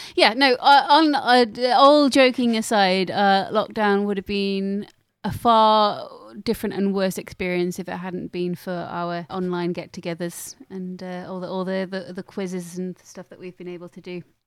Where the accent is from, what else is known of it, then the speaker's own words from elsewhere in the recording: Lincolnshire, East Midlands, United Kingdom; I grew up in Lincolnshire, and as you know, um, that is disconnected from the rest of the world